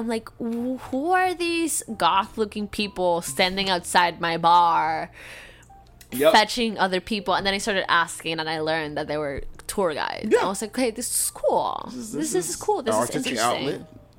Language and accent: English; Florida, United States; From the moment, because I come from Florida, right? Florida's an angry place.